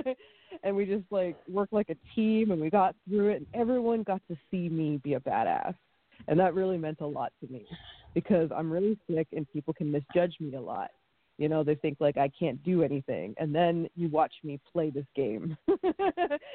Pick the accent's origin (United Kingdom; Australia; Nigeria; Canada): Canada; Ottawa, Ontario; moved away as an adult; also born or lived in Toronto; now in United States; from Ottawa